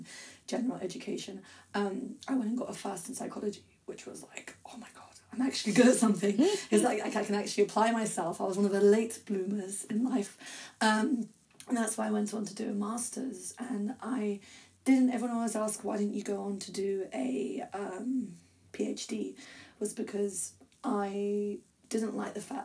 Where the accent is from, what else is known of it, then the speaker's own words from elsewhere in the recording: England, United Kingdom; I was brought up in the UK, and I'm English, technically